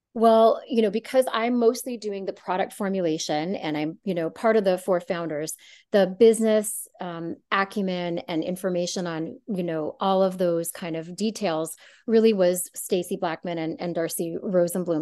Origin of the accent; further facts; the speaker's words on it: Canada; moved away as an adult; also born or lived in San Francisco, California; growing up in Canada and doing most of my medical training in Canada